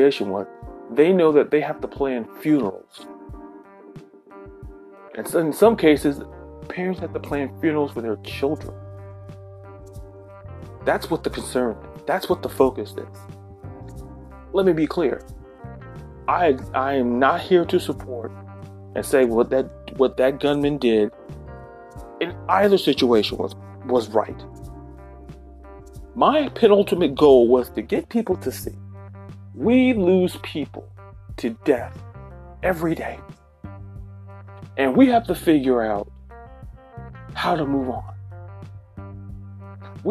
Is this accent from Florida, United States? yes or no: yes; Florida, United States; my home state of Florida, in Orlando